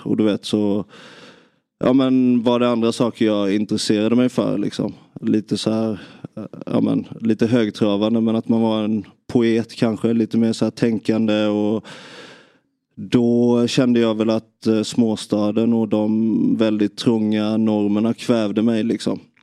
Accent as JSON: {"language": "Swedish", "town": "Nybro", "region": "Kalmar County", "country": "Sweden", "tie": "born or raised there", "said": "Jag, jag växte upp i, i Nybro"}